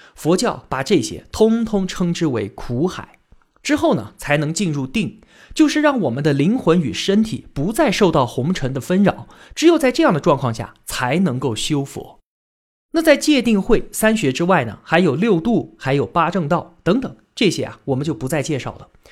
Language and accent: Chinese; China; 我们中国人数千年来的信仰